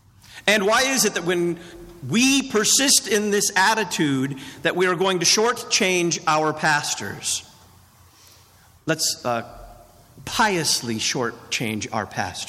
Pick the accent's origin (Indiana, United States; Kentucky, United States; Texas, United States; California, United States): Texas, United States; I came from Texas, and where I come from, you don't pay stable boys that much.